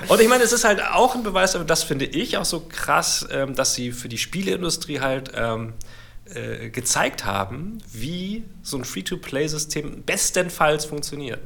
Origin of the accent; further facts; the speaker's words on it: Germany; bei uns in Deutschland